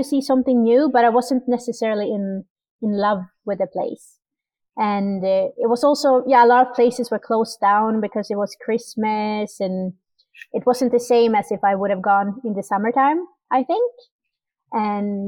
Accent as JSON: {"language": "English", "country": "Sweden", "tie": "born or raised there", "also_born_or_lived": "Vancouver, Canada", "moved": "as an adult", "lives_now": "Miramichi, Canada", "said": "I'm born and raised in Sweden"}